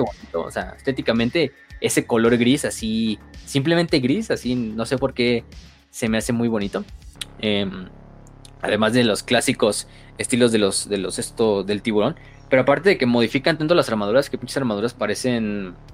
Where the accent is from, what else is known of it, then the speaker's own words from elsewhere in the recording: Tampico, Tamaulipas, Mexico; yo soy de Tampico, entonces también cuenta como Jaibo